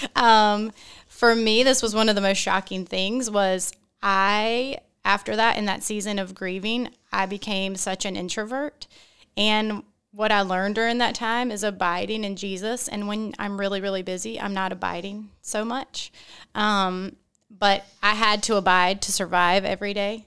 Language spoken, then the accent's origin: English; Wilmington, United States; I'm from Wilmington